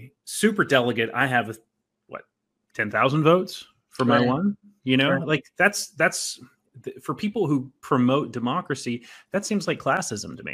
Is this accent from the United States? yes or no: yes; Southern West Virginia, United States; I grew up in Southern West Virginia